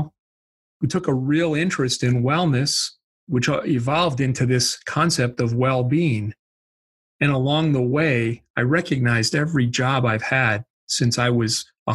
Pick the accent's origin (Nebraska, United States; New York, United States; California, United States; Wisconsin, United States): Wisconsin, United States; I grew up in Wisconsin, so that's the accent.